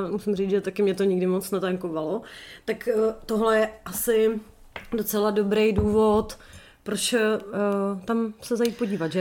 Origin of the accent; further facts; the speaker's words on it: Sokolov, Karlovy Vary Region, Czechia; To je moje rodiště.